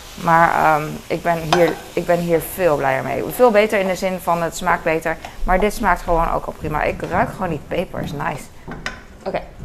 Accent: Netherlands; als Nederlander

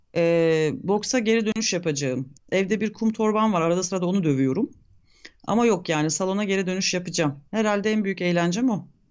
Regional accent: Turkey; Bugün bizim ülkemizin

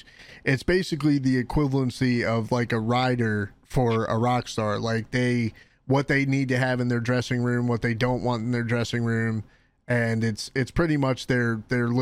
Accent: Baltimore, Maryland, United States; also born or lived in Virginia / Florida; I'm from Baltimore. I've lived in Baltimore pretty much my whole life

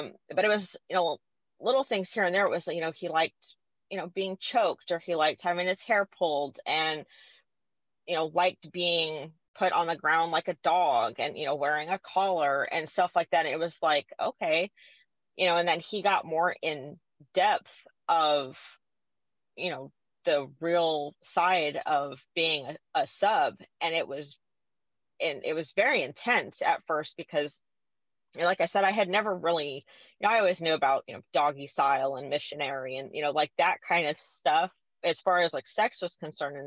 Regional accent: California, United States; moved away; I'm originally from California

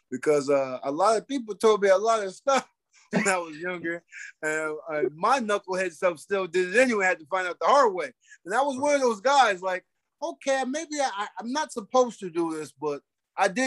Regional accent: Arbor Hill, New York, United States; I come from Arbor Hill. I, nobody never thought I was going to be a heavyweight champion of the world.

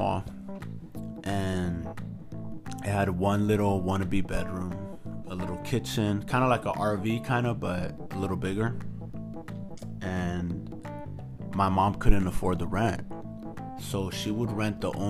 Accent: United States; I'm just an American who hasn't forgotten his roots and where his parents come from

